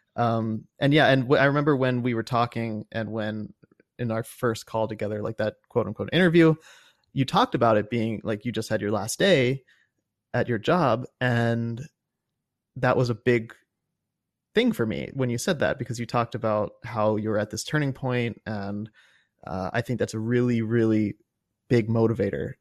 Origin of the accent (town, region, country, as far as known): Cincinnati, Ohio, United States; born or raised there